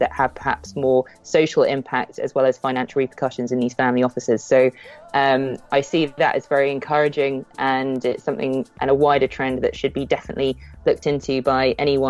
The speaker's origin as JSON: {"language": "English", "country": "United Kingdom", "said": "We're British. We're British"}